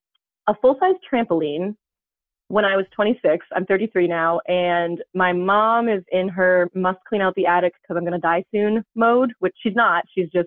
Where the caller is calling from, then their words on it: Northeast, United States; I'm calling from, I'll just say, like, the Northeast